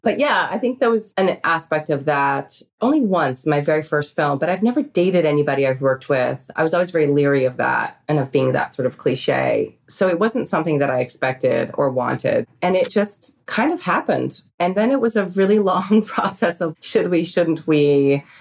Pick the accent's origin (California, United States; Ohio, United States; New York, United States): New York, United States; I grew up in New York